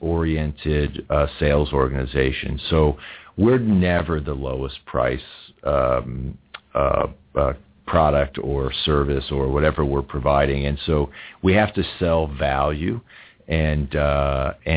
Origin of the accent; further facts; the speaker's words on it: United States; I'm an American